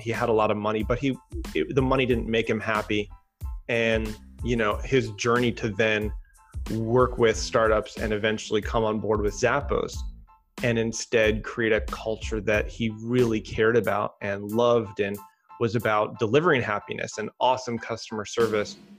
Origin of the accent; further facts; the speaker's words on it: Chicago, Illinois, United States; moved away as an adult; also born or lived in Durango, Colorado / Los Angeles, California; initially I grew up in Chicago and went out to school in Colorado.